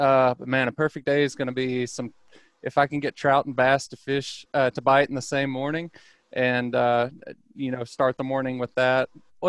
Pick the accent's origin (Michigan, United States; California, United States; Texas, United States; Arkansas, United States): Arkansas, United States; Southwest; I grew up in Southwest Arkansas, right between Hope and Nashville, deer country down there.